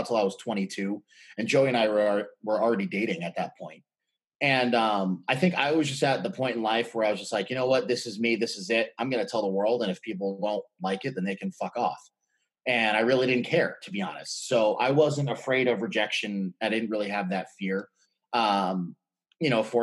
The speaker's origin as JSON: {"language": "English", "town": "New York City", "region": "New York", "country": "United States", "moved": "yes", "said": "we're originally from Brooklyn, New York."}